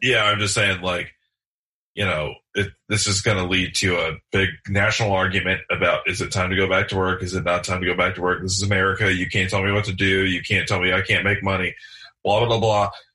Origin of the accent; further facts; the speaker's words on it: Michigan, United States; I'm from Michigan